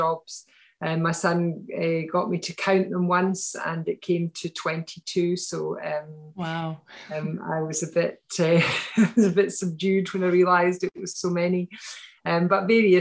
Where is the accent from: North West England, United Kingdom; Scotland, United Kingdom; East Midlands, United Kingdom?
Scotland, United Kingdom; Glasgow; moved away as an adult; now in near Edinburgh, United Kingdom; So I grew up in Glasgow